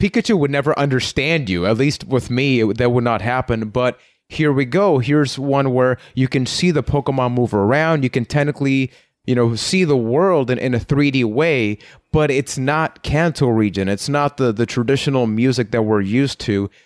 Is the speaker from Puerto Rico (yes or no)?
yes; San Juan, Puerto Rico; I am from San Juan, Puerto Rico